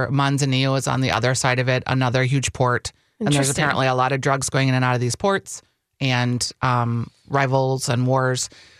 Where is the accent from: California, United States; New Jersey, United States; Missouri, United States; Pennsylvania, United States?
California, United States; Well, yeah, I grew up in California.